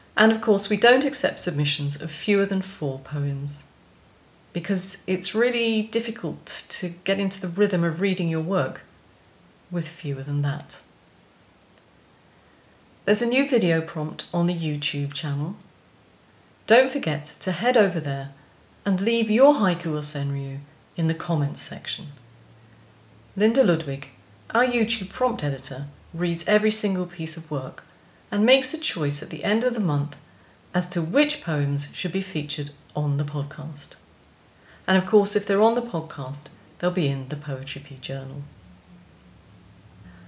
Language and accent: English; United Kingdom; as we're both British